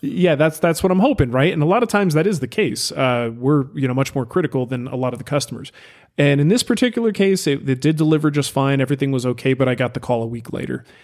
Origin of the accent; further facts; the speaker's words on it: United States; I'm an American